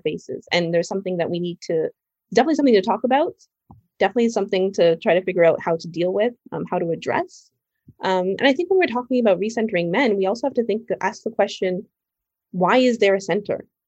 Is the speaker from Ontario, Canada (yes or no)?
yes; Toronto, Ontario, Canada; moved away as an adult; now in New York, United States; I'm from Canada, I'm from Toronto